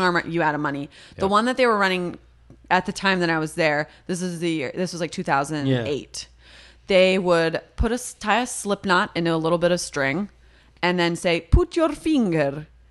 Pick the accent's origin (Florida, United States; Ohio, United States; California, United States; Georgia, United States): California, United States; the Valley; I'm from the Valley. If that means anything, I was around a lot of other Jewish people